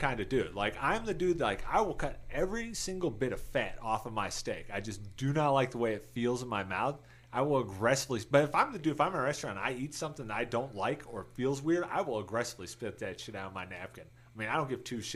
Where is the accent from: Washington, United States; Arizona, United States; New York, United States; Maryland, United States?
New York, United States; Rochester; moved away; I am from Rochester, New York, which is right by Buffalo originally